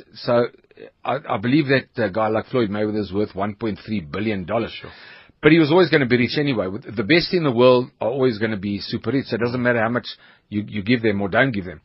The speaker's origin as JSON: {"language": "English", "town": "Johannesburg", "region": "Gauteng", "country": "South Africa", "tie": "born or raised there", "also_born_or_lived": "Troyeville, Johannesburg", "said": "I was born in Troyville near Ellis Park uh, Rugby Stadium. Raised in Malvern."}